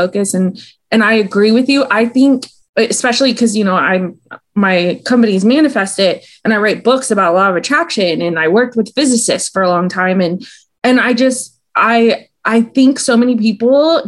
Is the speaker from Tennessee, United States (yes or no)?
no; Austin, Texas, United States; I'm from Austin, Texas. And I don't know if it's because I grew up in the South